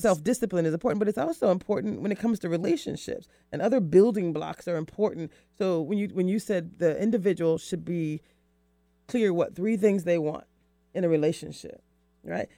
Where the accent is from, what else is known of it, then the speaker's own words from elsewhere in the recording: the South, United States; I'm from, I'm from the South